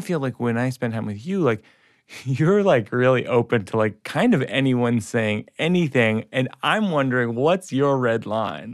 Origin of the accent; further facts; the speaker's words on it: suburbs of Massachusetts, United States; I'm white kid from the suburbs of Massachusetts